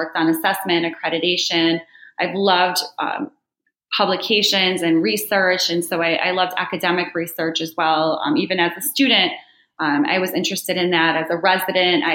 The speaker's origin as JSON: {"language": "English", "town": "Chicago", "region": "Illinois", "country": "United States", "tie": "born or raised there", "moved": "as an adult", "lives_now": "New Jersey, United States", "said": "I'm born and raised in Chicago"}